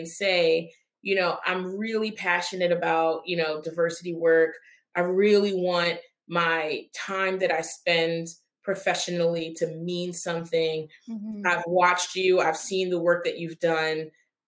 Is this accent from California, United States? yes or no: no; Philadelphia, Pennsylvania, United States; I'm a proud Philadelphian, born and raised in South Philadelphia, and spent, you know, my entire career in the Northeast